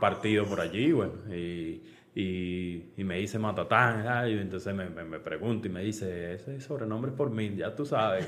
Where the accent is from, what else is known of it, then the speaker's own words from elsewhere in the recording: Caracas, Capital District, Venezuela; yo nací en Caracas